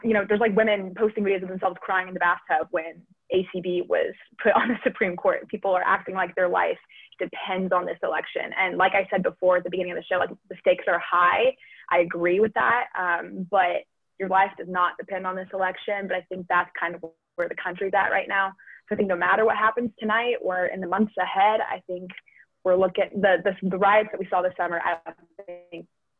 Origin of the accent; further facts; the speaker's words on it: San Diego, California, United States; now in Missouri, United States; I'm from San Diego. I go to school over in Missouri State